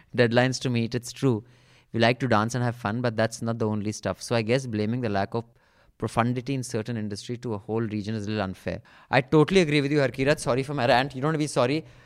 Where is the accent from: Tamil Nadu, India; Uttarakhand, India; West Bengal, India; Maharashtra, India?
Uttarakhand, India; Dehradun; my hometown is Dehradun